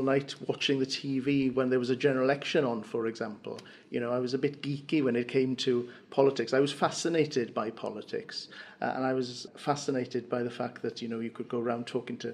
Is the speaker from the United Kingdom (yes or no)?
yes; Cardiganshire, Wales, United Kingdom; first language Welsh; English is a second language; I was born and brought up in Cardiganshire, it was called then. Obviously, it's now Ceredigion. I was brought up on a family farm just outside Pontshan